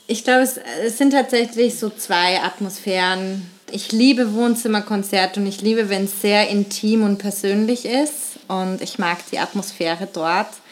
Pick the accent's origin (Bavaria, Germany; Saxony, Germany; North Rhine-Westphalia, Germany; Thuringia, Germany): Bavaria, Germany; Nuremberg; moved away as an adult; also born or lived in Vienna, Austria; Ich komme ursprünglich aus Nürnberg, bin 2008 dann nach Wien gegangen